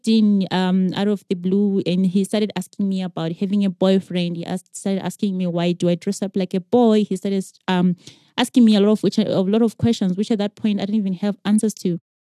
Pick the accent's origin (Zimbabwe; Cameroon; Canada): Zimbabwe; I grew up in Zim